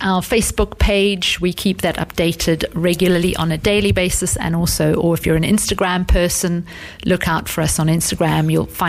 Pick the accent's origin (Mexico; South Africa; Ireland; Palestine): South Africa; now in The Hague, Netherlands; I'm from South Africa.